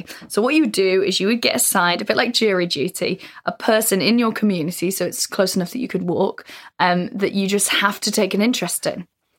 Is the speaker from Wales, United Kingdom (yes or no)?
yes; North Wales, United Kingdom; I'm from North Wales.